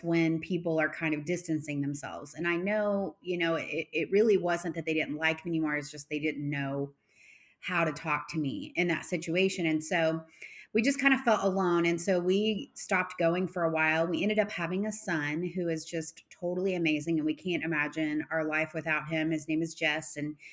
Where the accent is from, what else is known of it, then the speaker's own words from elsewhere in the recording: Arlington, Texas, United States; also born or lived in Fort Worth; I've always grown up in Texas, kind of Fort Worth, Arlington area.